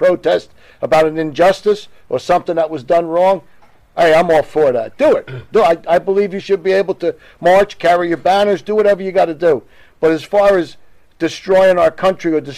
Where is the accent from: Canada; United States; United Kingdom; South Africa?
United States; New York area; growing up in the New York area